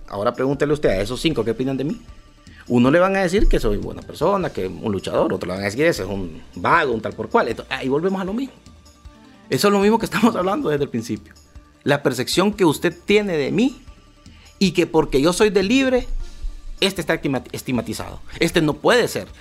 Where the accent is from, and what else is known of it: Honduras